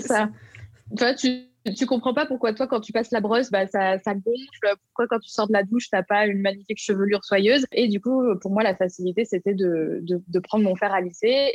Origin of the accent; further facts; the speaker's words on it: Lyon, Auvergne-Rhône-Alpes, France; j'habite à Lyon. Je suis née à Lyon, donc je suis vraiment une pure lyonnaise.